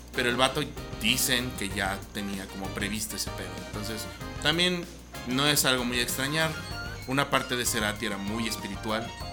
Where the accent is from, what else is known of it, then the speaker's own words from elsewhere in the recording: Mexico; aquí en México